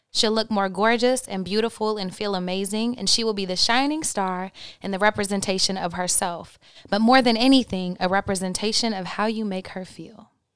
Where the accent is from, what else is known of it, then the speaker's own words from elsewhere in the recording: Oklahoma, United States; I'm from Oklahoma